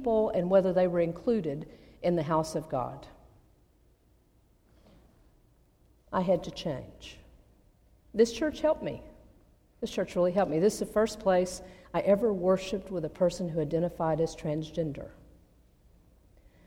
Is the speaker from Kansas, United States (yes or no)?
no; Abilene, Texas, United States; moved away; I grew up in Abilene, Texas, one of the 10 most conservative cities in North America